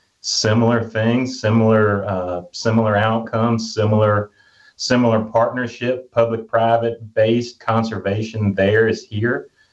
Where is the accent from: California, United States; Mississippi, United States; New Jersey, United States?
Mississippi, United States; Houston; now in Jackson, United States; as a lifelong Mississippian, and, you know, born and raised in Houston, Mississippi, now living in Jackson